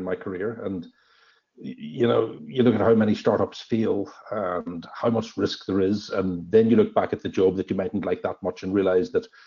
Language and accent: English; Northern Ireland, United Kingdom; moved away as an adult; also born or lived in London / Amsterdam / Sydney, Australia; now in Orange, Australia; I'm originally from Northern Ireland a long time ago. I've left there about 27 or so years ago